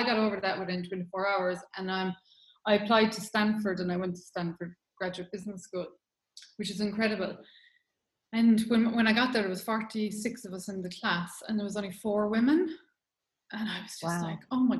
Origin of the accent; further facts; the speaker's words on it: Ireland; moved away as an adult; also born or lived in London; I'm Irish, lived in Ireland for 20 years and I've lived away for 20 years